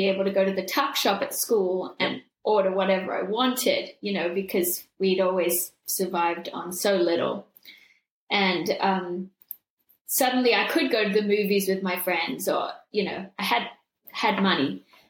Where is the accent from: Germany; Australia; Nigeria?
Australia; now in Los Angeles, United States; Well, growing up in Australia, while I miss it so much and I think of it as home, and I miss Bondi Beach